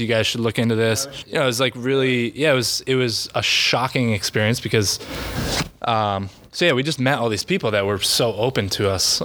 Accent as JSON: {"language": "English", "town": "North Kingstown", "region": "Rhode Island", "country": "United States", "tie": "born or raised there", "said": "I grew up in Rhode Island, North Kingstown"}